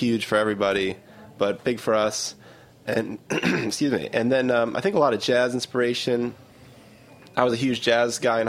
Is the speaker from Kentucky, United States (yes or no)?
no; Milwaukee, Wisconsin, United States; now in Brooklyn, United States; We're from Milwaukee, which is pretty conservative place.